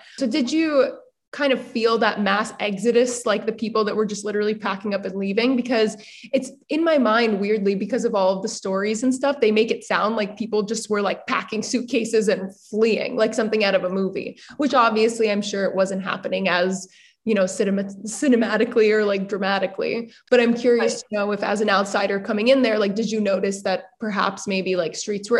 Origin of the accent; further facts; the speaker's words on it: Dushanbe, Tajikistan; like, oh yes, I'm from Dushanbe, like you cannot, I'm not going to waver from that.